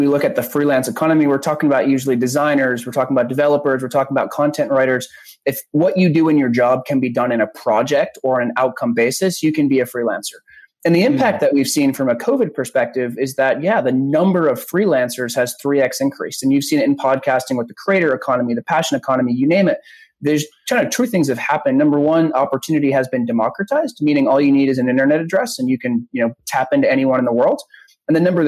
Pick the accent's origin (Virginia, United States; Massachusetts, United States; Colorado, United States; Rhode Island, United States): Massachusetts, United States; Newburyport; I grew up in a small town called Newburyport